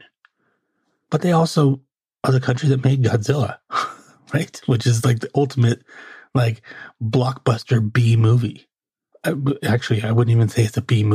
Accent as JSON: {"language": "English", "country": "United States"}